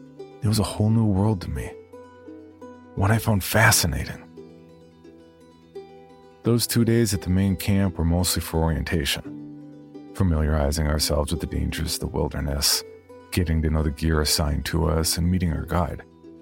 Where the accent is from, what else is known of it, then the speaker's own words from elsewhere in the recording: San Antonio, Texas, United States; I grew up in San Antonio, Texas, and this was as far from home as I could get.